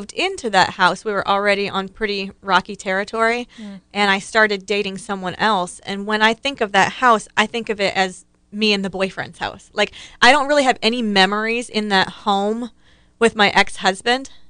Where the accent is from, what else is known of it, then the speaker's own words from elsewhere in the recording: Ohio, United States; the house I grew up in Ohio